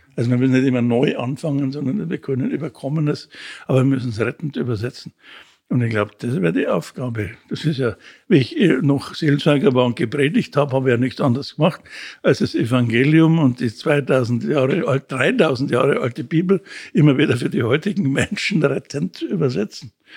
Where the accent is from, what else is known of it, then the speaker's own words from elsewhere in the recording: Munich, Bavaria, Germany; in St. Wolfgang in der Ballernstraße, das war die Pfarrei, wo ich aufgewachsen bin